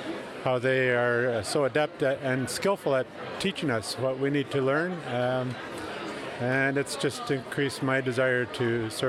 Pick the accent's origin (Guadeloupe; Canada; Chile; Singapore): Canada; Ontario; From Ontario, Canada.